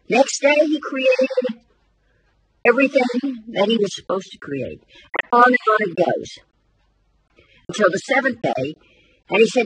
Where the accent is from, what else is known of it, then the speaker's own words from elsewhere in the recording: United States; I'm an American too.